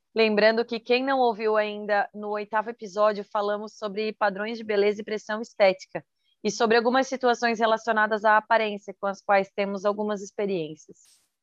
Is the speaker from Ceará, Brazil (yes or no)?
no; Santa Catarina, Brazil; sou de Santa Catarina